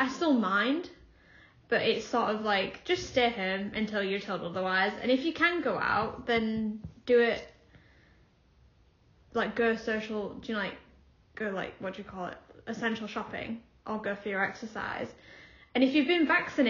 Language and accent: English; Hull, Yorkshire and the Humber, United Kingdom; also born or lived in Willoughby / Sheffield; even though I'm from Hull, I live in Willoughby, which is a little sort of a little village